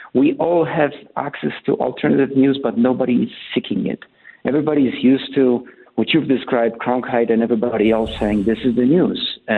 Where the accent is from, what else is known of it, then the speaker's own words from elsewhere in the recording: Poland; I had when I was growing up in Poland. We used to listen to Radio Free Europe, which was sponsored by American government.